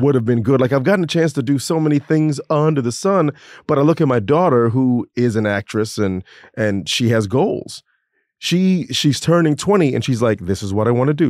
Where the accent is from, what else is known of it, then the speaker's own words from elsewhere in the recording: Orlando, Florida, United States; moved away; I grew up in Orlando